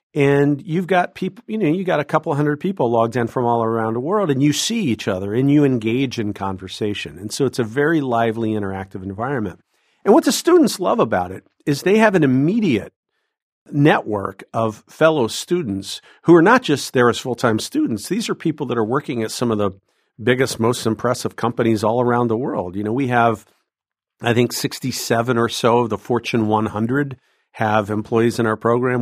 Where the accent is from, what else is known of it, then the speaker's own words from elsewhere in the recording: Southwest Ohio, United States; moved away as an adult; also born or lived in Massachusetts; now in Illinois, United States; I'm an Ohio boy. Uh, I grew up in Southwest Ohio